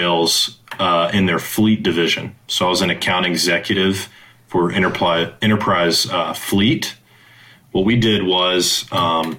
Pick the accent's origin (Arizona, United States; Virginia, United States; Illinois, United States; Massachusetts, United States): Virginia, United States; also born or lived in San Francisco; now in Charlotte, United States; I'm an East Coast guy. I was born in Virginia